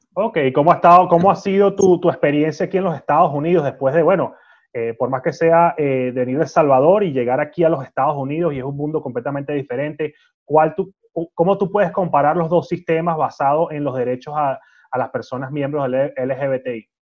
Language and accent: Spanish; Venezuela; yo como venezolano